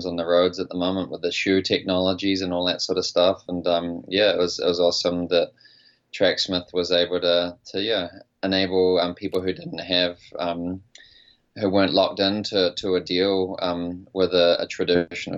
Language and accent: English; New Zealand; now in United States; I'm a New Zealander who's based in America